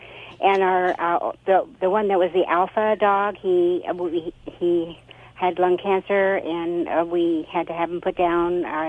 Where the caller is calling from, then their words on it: Arroyo Grande, California, United States; Arroyo Grande, Central Coast, California.